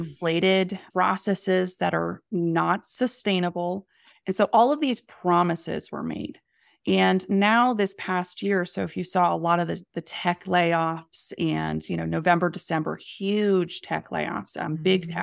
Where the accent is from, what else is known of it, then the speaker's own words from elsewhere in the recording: the Poconos, Pennsylvania, United States; moved away as an adult; also born or lived in New York City; I grew up in the Poconos in Pennsylvania